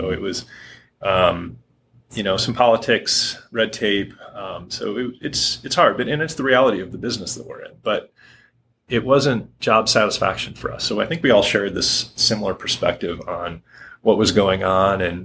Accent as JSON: {"language": "English", "town": "Harbor Springs", "region": "Michigan", "country": "United States", "tie": "born or raised there", "also_born_or_lived": "Grosse Pointe, Michigan / Grand Rapids, Michigan", "moved": "as an adult", "lives_now": "Hood River, United States", "said": "born and raised in Michigan"}